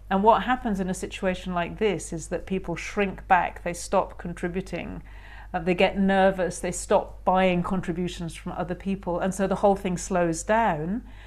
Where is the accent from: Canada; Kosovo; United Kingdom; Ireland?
United Kingdom; being very British